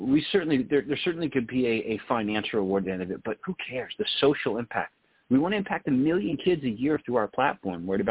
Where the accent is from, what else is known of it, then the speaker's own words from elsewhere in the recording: Texas, United States; I grew up in Texas where, you know, you're playing sports right out of the womb